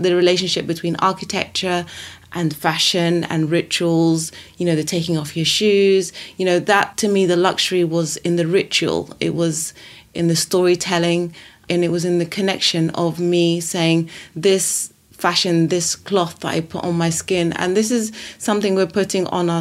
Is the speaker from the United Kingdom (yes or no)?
yes; London, United Kingdom; also born or lived in Saudi Arabia / Italy / Sudan; I still feel very Sudanese, even though I grew up in London. I'm a Londoner. But I lived in Saudi Arabia. I lived in Italy.